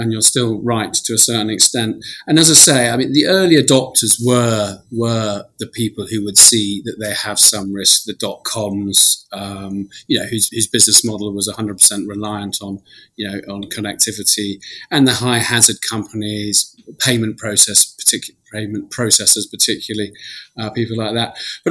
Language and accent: English; London, United Kingdom; also born or lived in Israel; I grew up in Putney in London